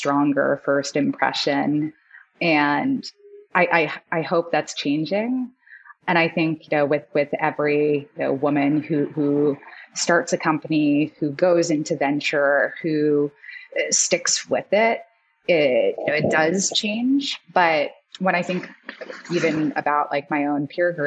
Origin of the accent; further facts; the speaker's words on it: Sydney, New South Wales, Australia; moved away; I am Australian. I was born in Sydney